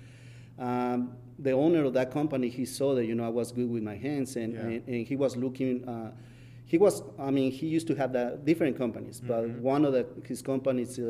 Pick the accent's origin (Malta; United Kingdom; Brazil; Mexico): Mexico; English is a second language; now in United States